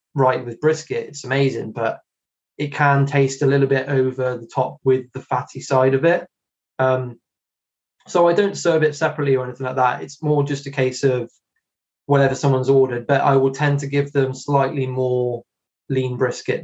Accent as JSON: {"language": "English", "town": "Hereford", "region": "West Midlands", "country": "United Kingdom", "tie": "born or raised there", "said": "I'm in Herefordshire, and I was born in Hereford. I still live very close to it"}